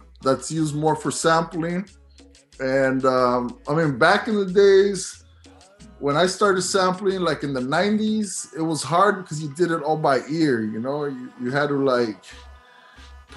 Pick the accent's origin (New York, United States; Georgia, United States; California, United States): California, United States; San Jose; I'm from San Jose, I'm from California. Lowrider Oldies was something that I grew up listening